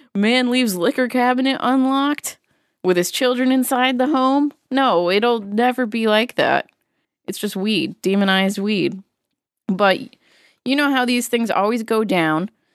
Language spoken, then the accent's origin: English; Massachusetts, United States; growing up in Massachusetts